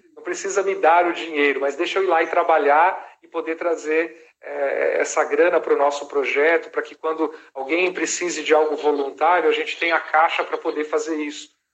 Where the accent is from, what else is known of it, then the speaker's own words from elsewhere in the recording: Brazil; also born or lived in Los Angeles; como bons brasileiros